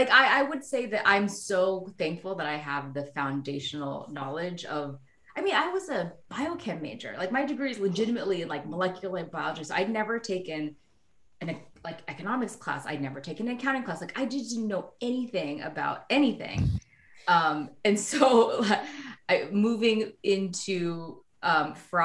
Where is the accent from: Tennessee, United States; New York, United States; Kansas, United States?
Kansas, United States; moved away as an adult; growing up in Kansas, everyone is really, really nice